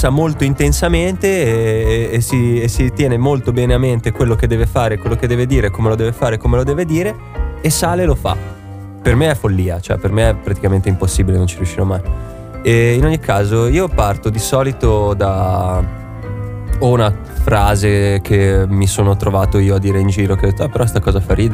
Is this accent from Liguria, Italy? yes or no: yes; Genoa, Liguria, Italy; Io sono eh. genovese.